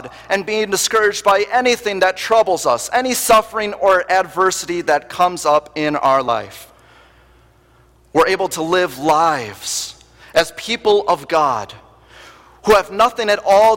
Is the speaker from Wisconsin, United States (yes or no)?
yes; Wisconsin, United States; moved away; being born and raised in Wisconsin